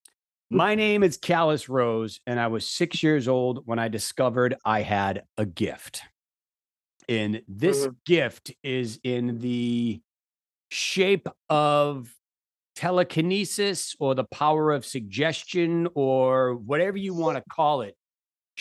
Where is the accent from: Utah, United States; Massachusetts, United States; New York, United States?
Massachusetts, United States; Boston; accent: Boston; there's wicked Boston in my voice